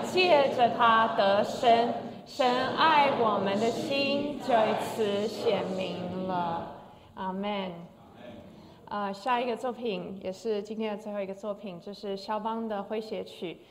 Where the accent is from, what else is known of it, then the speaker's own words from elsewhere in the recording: Taiwan; 我小时候在台湾长大